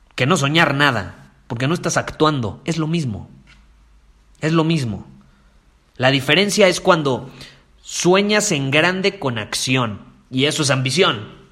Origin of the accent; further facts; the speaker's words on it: Mexico; en mi país, en México